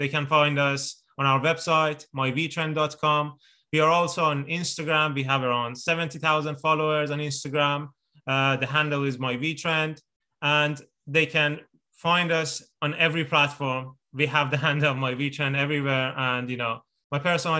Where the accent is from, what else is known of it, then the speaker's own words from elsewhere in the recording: Iran; moved away; I'm originally from Iran